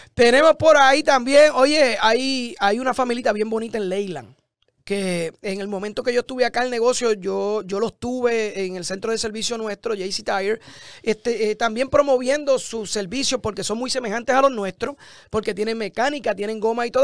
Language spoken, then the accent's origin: Spanish; San Lorenzo, Puerto Rico; born or raised there; moved away as an adult; also born or lived in Florida